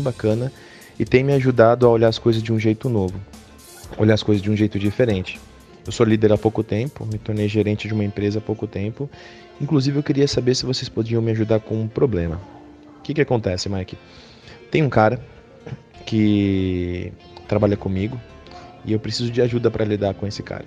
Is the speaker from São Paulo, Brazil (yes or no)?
yes; São Paulo, Brazil; eu sou de São Paulo